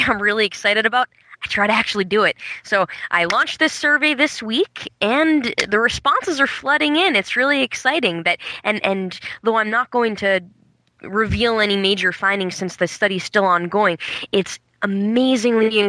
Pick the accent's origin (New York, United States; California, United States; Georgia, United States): New York, United States; New York City; moved away as an adult; now in Burlington, United States; I come from New York City, where I taught for the majority of my time